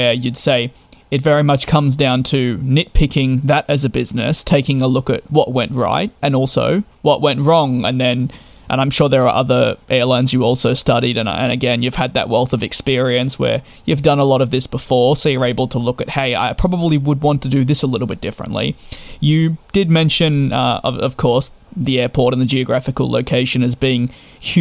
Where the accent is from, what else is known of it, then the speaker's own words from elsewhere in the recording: Australia; being Australian myself